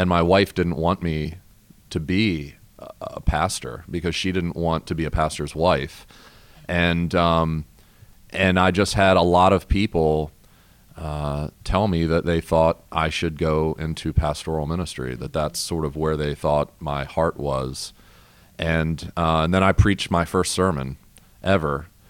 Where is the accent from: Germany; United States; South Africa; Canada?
United States; Maryland; moved away; I'm originally from Maryland